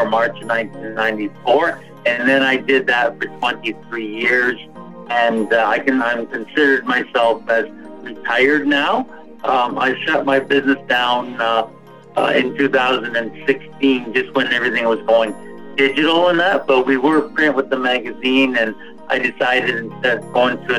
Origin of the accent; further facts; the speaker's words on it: Niagara Falls, Ontario, Canada; I'm actually from, the closest place would be Niagara Falls, Ontario, Canada.